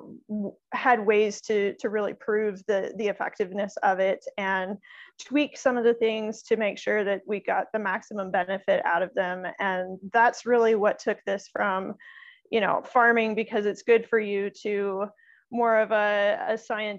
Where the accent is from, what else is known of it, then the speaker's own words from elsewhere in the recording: Midwest, United States; I actually grew up in the Midwest